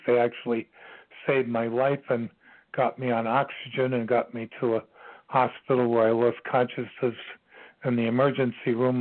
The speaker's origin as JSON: {"language": "English", "town": "New York City", "region": "New York", "country": "United States", "tie": "born or raised there", "said": "I'm from Queens. I grew up in Bayside, Queens"}